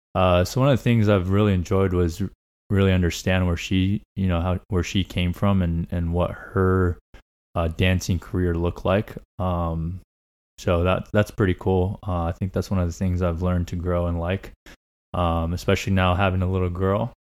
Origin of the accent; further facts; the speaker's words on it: Laguna Niguel / Mission Viejo, California, United States; also born or lived in Tuxtla Gutiérrez, Chiapas, Mexico; I grew up up until I was about 10 years old in uh, Laguna Niguel. And then around 11 ish or so, we moved over to uh, Mission Viejo, and we've been here since